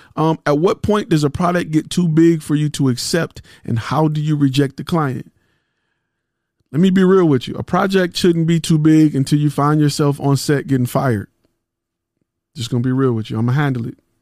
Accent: Detroit, Michigan, United States; I'm from Detroit

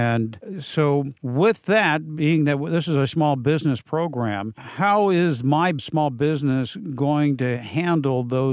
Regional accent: San Diego, California, United States; San Diego, my hometown.

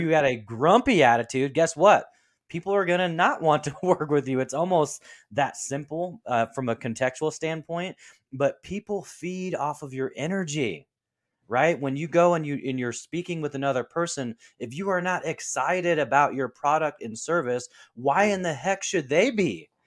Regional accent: Portland, Oregon, United States; my hometown team of the Trailblazers

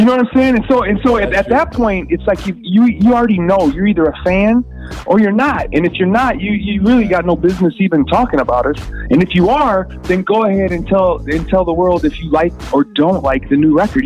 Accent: Minneapolis, Minnesota, United States; I'm from Minneapolis

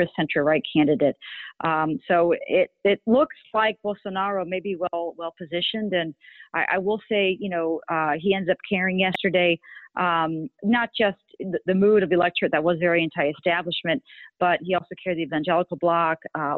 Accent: Connecticut, United States; also born or lived in Rio de Janeiro, Brazil; I was born in the States. My mother is Brazilian. My father is American. I did live for a few years when I was young in Rio, but mostly raised in the States in Connecticut.

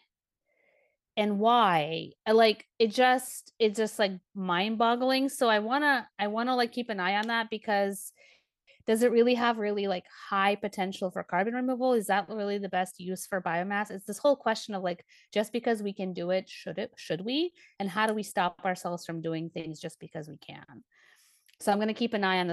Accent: Kharkiv, Kharkiv Oblast, Ukraine; moved away; I was born in Ukraine. I'm a Ukrainian. I'm from the eastern region called Kharkiv, is the city that I was born in.

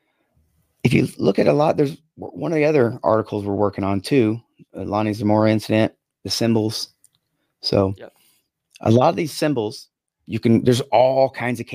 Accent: Yakima, Washington, United States; I'm from Yakima

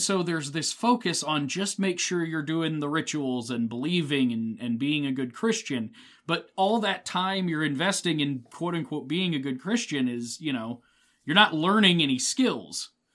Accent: Midwest, United States; I am the heart and soul of Midwest

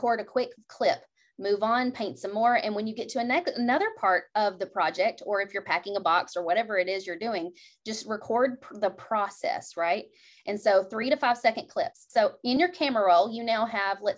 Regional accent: Kentucky, United States; I'm from Kentucky

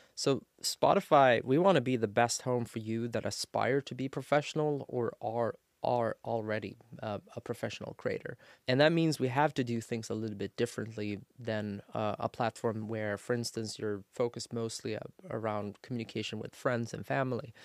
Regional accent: Sweden; I'm born and raised in Sweden

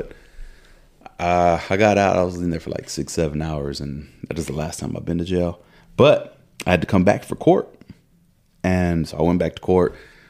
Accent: Texas, United States; I was like, bro, I don't even live here. I said, I'm from Texas and yada.

